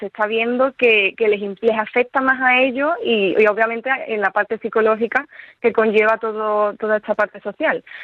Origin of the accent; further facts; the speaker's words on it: Seville, Andalusia, Spain; De Sevilla.